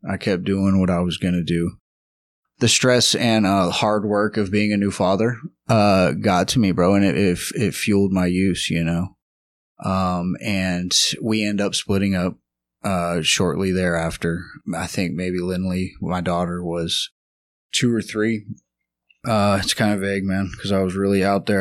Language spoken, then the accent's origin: English; Lubbock, Texas, United States; moved away; also born or lived in Houston, Texas; I am originally from Lubbock, Texas